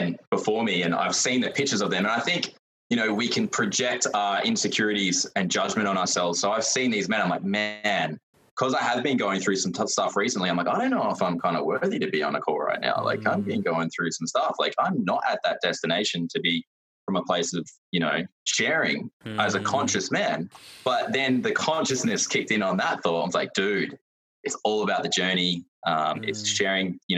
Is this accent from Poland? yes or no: no; Adelaide, South Australia, Australia; I grew up in South Australia, Adelaide, and I'm still here